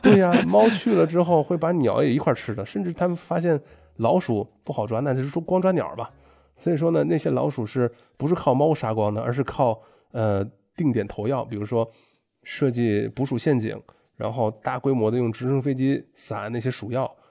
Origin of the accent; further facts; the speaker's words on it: China; moved away; 老子是中国人